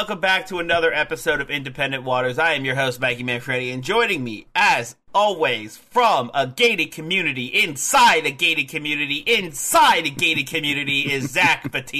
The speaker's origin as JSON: {"language": "English", "country": "United States", "said": "I'm from America"}